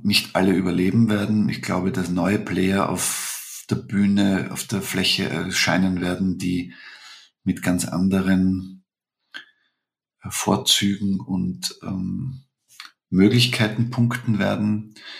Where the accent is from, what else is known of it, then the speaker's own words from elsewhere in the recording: Vienna, Austria; bei uns in Wien